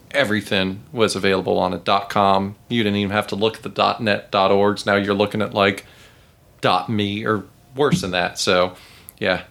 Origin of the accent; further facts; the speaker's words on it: Charlotte, North Carolina, United States; I grew up in Ballantyne before it was Ballantyne.